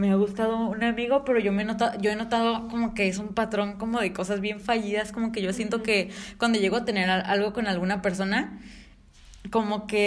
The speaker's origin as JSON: {"language": "Spanish", "region": "northern Mexico", "country": "Mexico", "accent": "norteña", "said": "Sí, somos norteños, vale."}